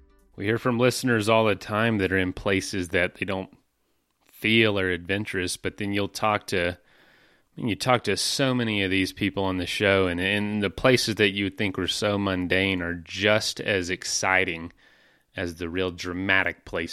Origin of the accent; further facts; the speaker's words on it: Florida, United States; my most exciting experiences were growing up in Florida. I'm in Florida.